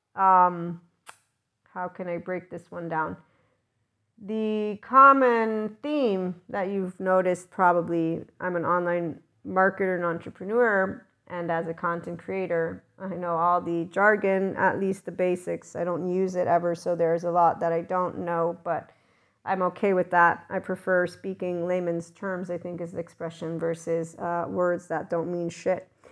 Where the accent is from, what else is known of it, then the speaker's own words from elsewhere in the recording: United States; my schooling is American, so yes, I'm the American that knows Fahrenheit